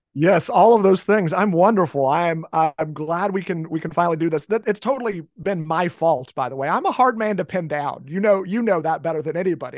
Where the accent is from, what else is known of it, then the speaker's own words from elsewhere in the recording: Cincinnati, Ohio, United States; also born or lived in northern Kentucky; I'm from the Cincinnati area. I've lived in this area my entire life